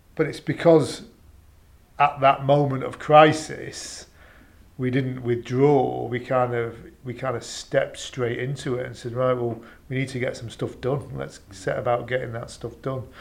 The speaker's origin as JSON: {"language": "English", "country": "United Kingdom", "said": "we're British"}